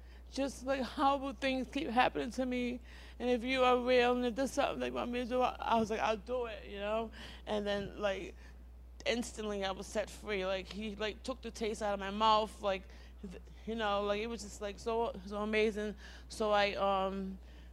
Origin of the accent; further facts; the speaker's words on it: Providence, Rhode Island, United States; I come from Providence, Rhode Island. I was born addicted to heroin and cocaine